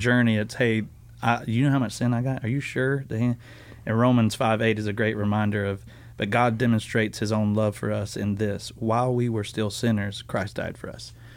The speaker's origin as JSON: {"language": "English", "region": "the South", "country": "United States", "tie": "born or raised there", "said": "I grew up in the South"}